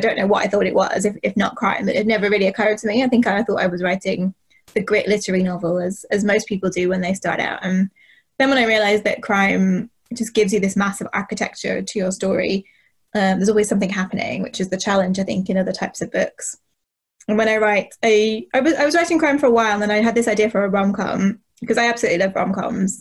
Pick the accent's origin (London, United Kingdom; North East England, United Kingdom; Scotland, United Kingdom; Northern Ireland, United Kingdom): Northern Ireland, United Kingdom; I grew up in Northern Ireland in the eighties and the nineties